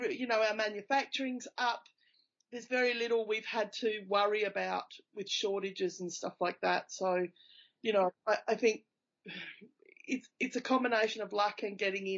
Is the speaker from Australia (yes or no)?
yes; Australia; now in Wellington, New Zealand; I'm Australian, so I really would like my Aussie loved ones to come visit me.